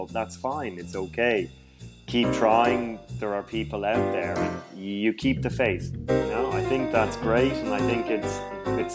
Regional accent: Dublin, Leinster, Ireland; now in Vancouver, Canada; I'm living in Vancouver, but I'm originally from Dublin in Ireland.

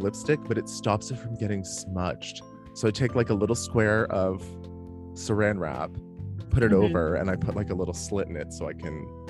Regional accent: Canada; I'm Canadian.

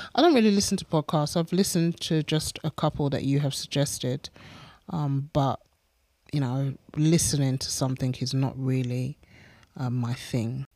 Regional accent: England, United Kingdom; moved away as an adult; to the church that I grew up

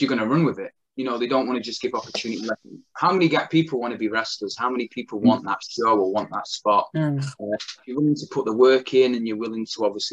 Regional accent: Blackpool, North West England, United Kingdom; it's my hometown, Blackpool Tower

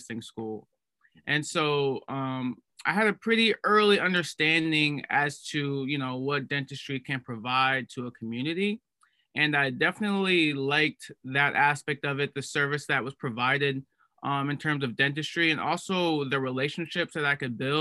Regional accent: Cleveland, Ohio, United States; moved away as an adult; now in Boston, United States; I'm originally from Cleveland, Ohio, and right now I'm at Tufts University

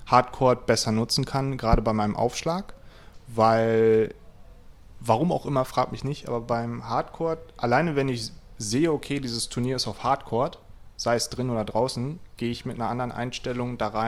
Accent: Lower Saxony, Germany; Ich komme aus Ostfriesland.

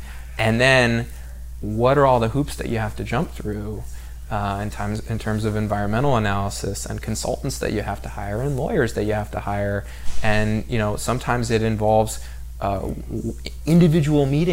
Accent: San Diego, California, United States; I'm from San Diego

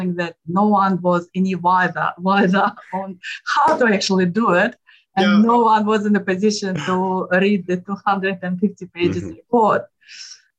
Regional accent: Moscow, Russia; moved away as an adult; now in Australia; I was born in Moscow, Russia, and I got my first degree in engineering in Russia

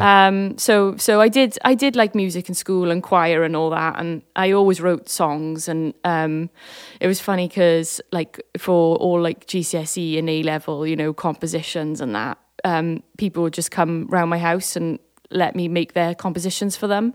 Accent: Swansea, Wales, United Kingdom; growing up in Swansea

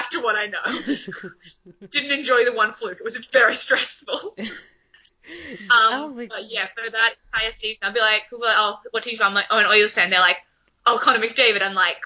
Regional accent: Newcastle, New South Wales, Australia; also born or lived in Dundee, Scotland; I'm from Newcastle

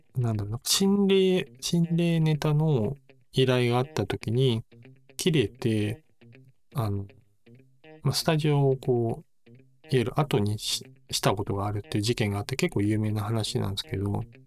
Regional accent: Kansai, Japan

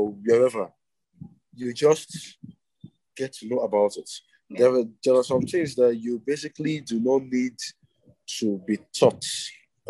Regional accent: Abia, Nigeria; I am from Abia State, Nigeria

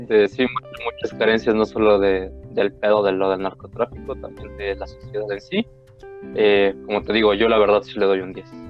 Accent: Mexico; como mexicanos

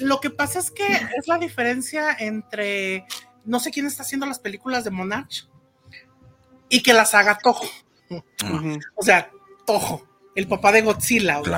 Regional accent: Mexico; lo que yo conozco como México y, como, mexicanos, como latinos

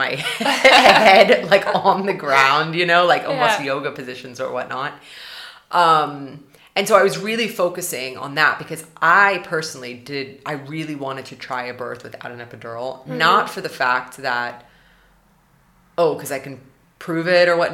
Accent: United States; now in Germany; if we stay in Germany as an American and my husband's Swedish

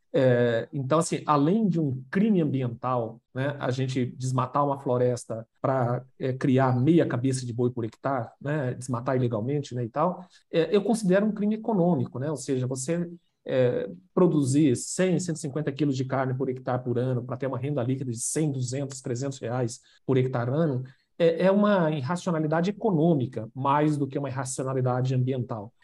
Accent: Itaporã, Mato Grosso do Sul, Brazil; born or raised there

